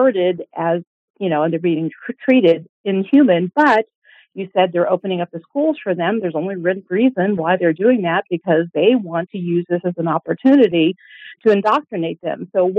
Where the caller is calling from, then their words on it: Midwest, United States; Calling from the Midwest.